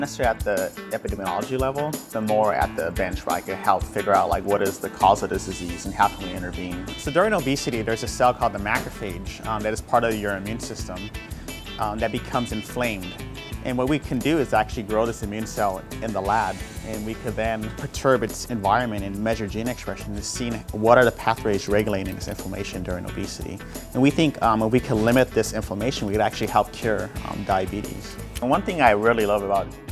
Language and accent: English; Los Angeles, California, United States; moved away; I grew up in South Los Angeles, which is a working class neighborhood